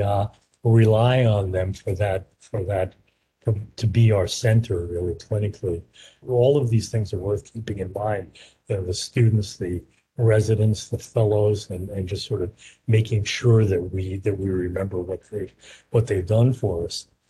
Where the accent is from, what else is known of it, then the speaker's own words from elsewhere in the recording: New York, United States; also born or lived in Philadelphia / San Francisco / Baltimore; now in Portland, United States; I'm originally from New York